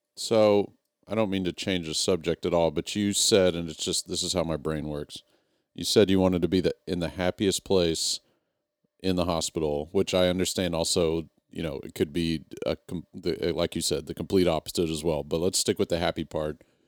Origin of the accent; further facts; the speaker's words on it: Texas, United States; moved away as an adult; I moved away from Texas, but not as a kid